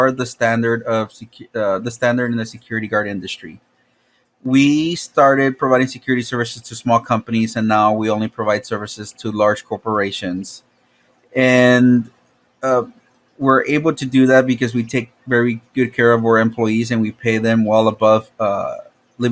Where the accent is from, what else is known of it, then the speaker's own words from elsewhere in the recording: Laredo, Texas, United States; now in San Antonio, United States; I was born in Laredo, Texas